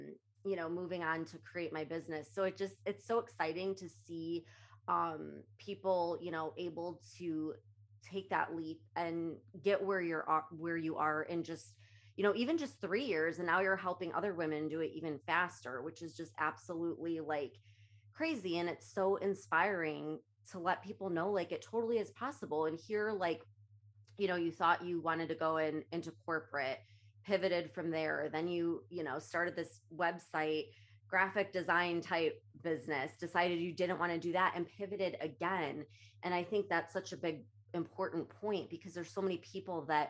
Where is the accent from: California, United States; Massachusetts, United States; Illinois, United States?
Illinois, United States; now in Florida, United States; I'm from Illinois